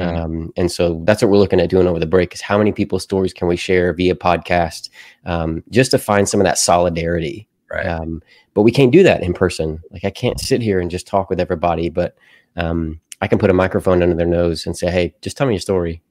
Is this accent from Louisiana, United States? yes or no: no; Murray, Kentucky, United States; also born or lived in Nashville, Tennessee / Bowling Green, Kentucky; I grew up in Murray, where I currently serve at the church that I currently serve at.